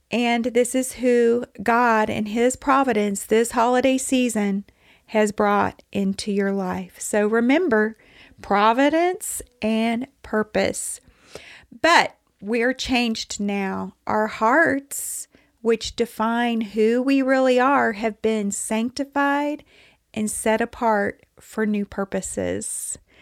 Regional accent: Texas, United States; I'm from Texas

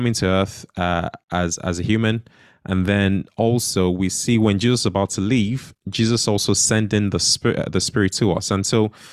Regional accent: Nigeria; when I was growing up in Nigeria as a child

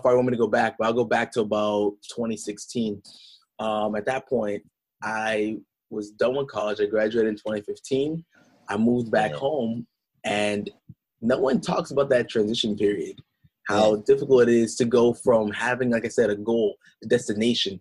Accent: New Hampshire, United States; I'm from New Hampshire. So from the 603, that state in the top northeast, right next to Maine, next to Vermont, next to Massachusetts. So, you know, growing up for me, I did not know that I was a black kid

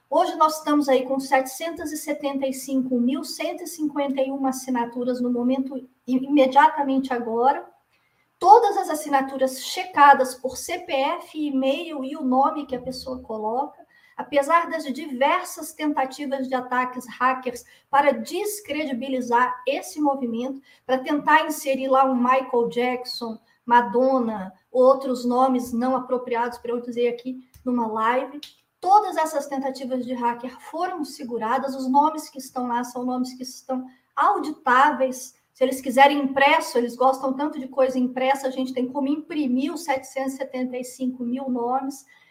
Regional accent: Brazil; como brasileira

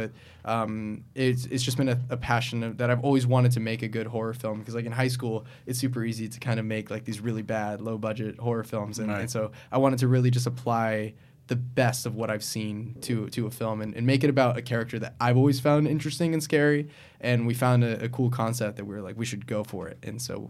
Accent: Florida, United States; moved away as an adult; now in California, United States; I was born and raised in Florida, and I lived there till I was 18

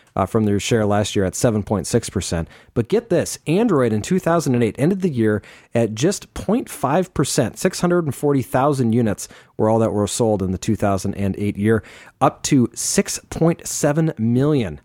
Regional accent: Phoenix, Arizona, United States; born or raised there

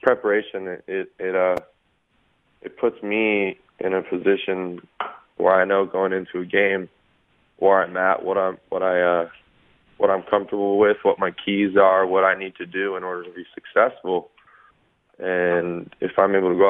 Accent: Los Angeles, California, United States; Sherman Oaks Little League.

